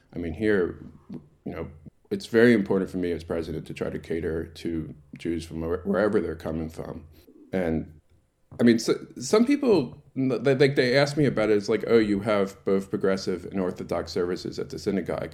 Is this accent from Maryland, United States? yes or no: yes; Baltimore, Maryland, United States; moved away as an adult; now in Tasmania, Australia; I grew up in Baltimore, in America, in a, in a huge Jewish, um, community